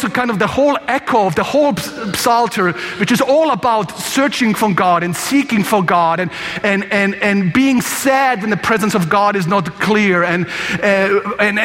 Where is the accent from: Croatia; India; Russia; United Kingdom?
Croatia; I'm from Croatia